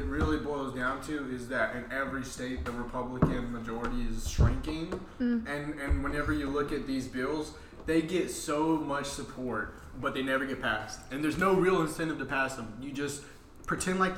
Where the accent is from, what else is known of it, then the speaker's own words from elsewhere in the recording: Virginia, United States; now in South Carolina, United States; I'm from Virginia